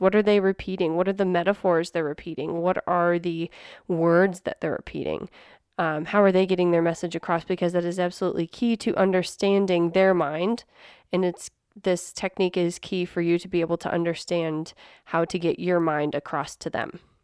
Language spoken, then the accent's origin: English; Midwest, United States; now in New Mexico, United States; Neil and I grew up in the Midwest